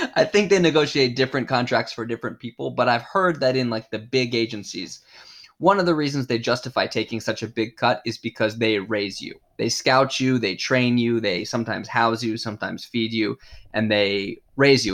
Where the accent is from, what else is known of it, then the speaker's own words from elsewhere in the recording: United States; moved away as an adult; now in Japan; they credited me as American